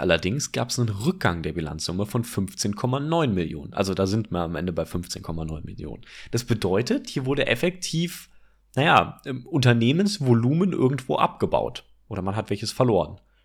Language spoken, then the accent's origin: German; Cologne area, North Rhine-Westphalia, Germany; wir kommen ja aus dem Kölner Raum